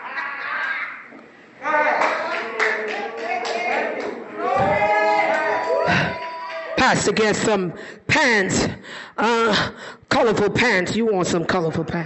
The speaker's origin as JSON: {"language": "English", "town": "Nassau", "region": "New Providence", "country": "Bahamas", "tie": "born or raised there", "said": "I grew up in Church of God of Prophecy, Anglican, Nassau, Bahamas."}